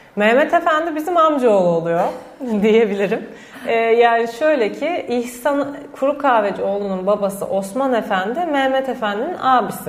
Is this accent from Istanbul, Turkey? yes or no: yes; Istanbul, Turkey; benim çocukluğum da zaten Eminönü'nde geçti.